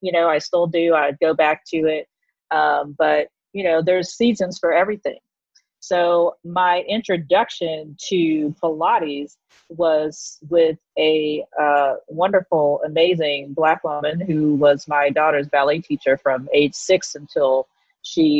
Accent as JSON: {"language": "English", "region": "Texas", "country": "United States", "moved": "as an adult", "lives_now": "New York City, United States", "said": "I'm originally from Texas, the great red state of Texas"}